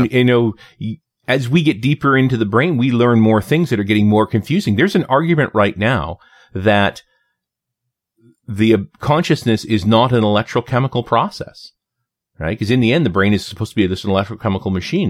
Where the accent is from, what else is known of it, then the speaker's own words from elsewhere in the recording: Canada; as a Canadian